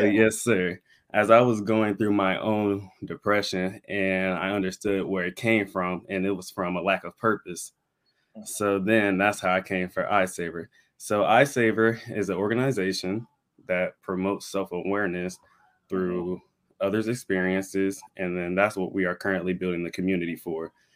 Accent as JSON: {"language": "English", "town": "Pensacola", "region": "Florida", "country": "United States", "tie": "born or raised there", "said": "I'm born and raised in Pensacola, Florida"}